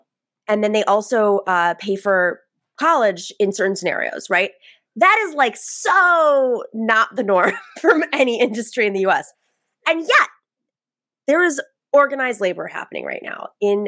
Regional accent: Buffalo, New York, United States; I'm from Buffalo

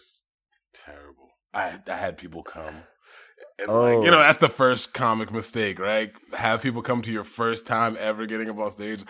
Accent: Cambridge, Massachusetts, United States; I'm from Cambridge.

